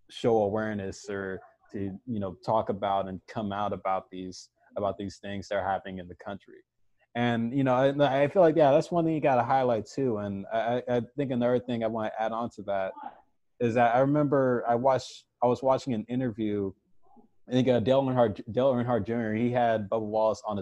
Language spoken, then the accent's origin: English; United States; as a kid, as a white kid growing up in America, you know, like when you're like really little, it just started coming up.